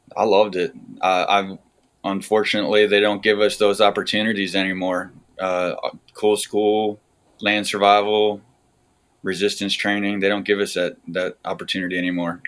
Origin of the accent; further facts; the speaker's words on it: north central Pennsylvania, United States; moved away as an adult; also born or lived in California / Alaska / Utah; now in Maryland, United States; I am uh, north central Pennsylvania out in the country.